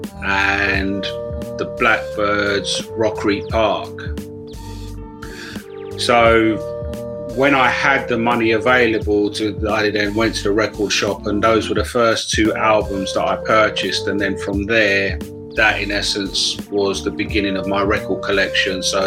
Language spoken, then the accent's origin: English; United Kingdom; growing up in Britain, sort of like in the early 60s